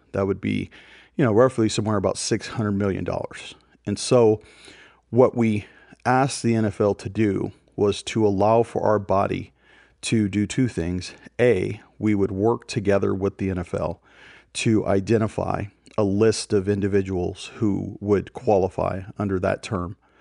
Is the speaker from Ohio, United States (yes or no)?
no; Oakland, California, United States; I grew up in East Oakland